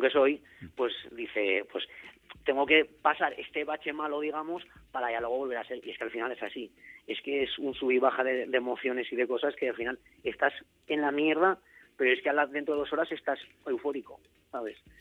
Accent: Zaragoza, Aragon, Spain; yo soy de Zaragoza, ya había llegado a Zaragoza

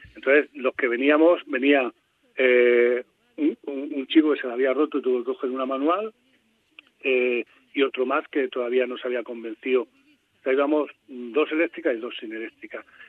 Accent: Albacete, Castilla-La Mancha, Spain; also born or lived in Cartagena; Yo nací en Cartagena, o sea, eh, me he criado aquí en Albacete, pero nací en Cartagena

